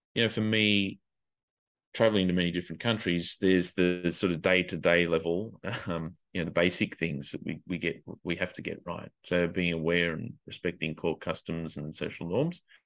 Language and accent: English; Australia; moved away as an adult; also born or lived in Asia; as an Australian